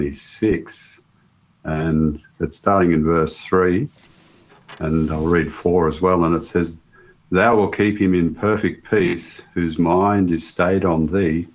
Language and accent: English; Young, New South Wales, Australia; I was born here in Young in 1959, and I've been here all my life